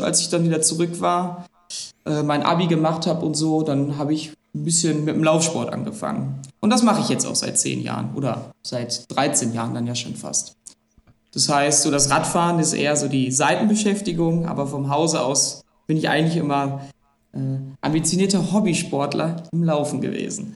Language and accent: German; Essen, North Rhine-Westphalia, Germany; ich bin gebürtiger Essener und lebe auch immer noch in Essen